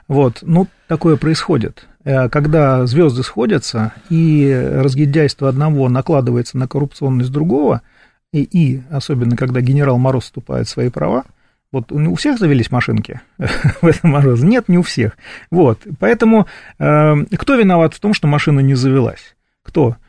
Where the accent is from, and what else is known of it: Moscow, Russia